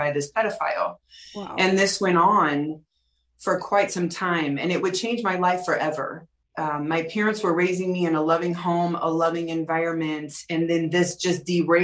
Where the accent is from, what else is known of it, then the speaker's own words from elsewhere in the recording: St. Louis, Missouri, United States; I grew up in St. Louis, Missouri, in a loving family